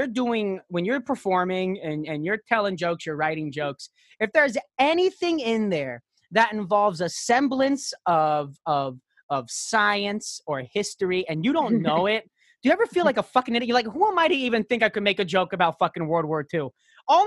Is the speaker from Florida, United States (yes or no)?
yes; Florida, United States; I'm from South Florida.